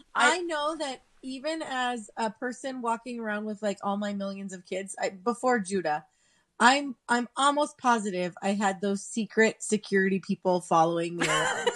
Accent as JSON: {"language": "English", "region": "Southern California", "country": "United States", "tie": "born or raised there", "said": "I grew up in Southern California"}